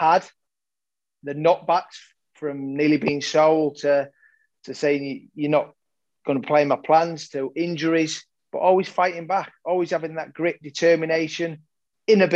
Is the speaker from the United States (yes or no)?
no; Yorkshire and the Humber, United Kingdom; growing up in Yorkshire, playing in the garden, playing on the streets